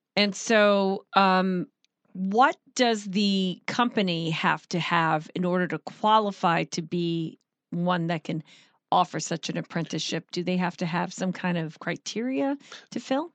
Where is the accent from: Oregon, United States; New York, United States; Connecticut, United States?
New York, United States; Long Island; moved away; I'm from Long Island